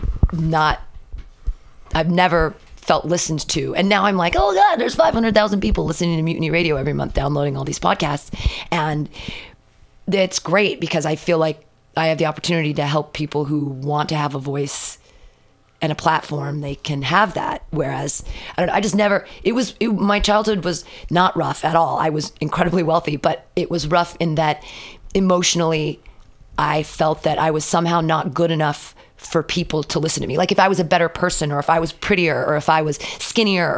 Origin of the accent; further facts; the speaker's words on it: Danville, California, United States; also born or lived in Livermore, California; now in San Francisco, United States; I grew up in the East Bay, Danville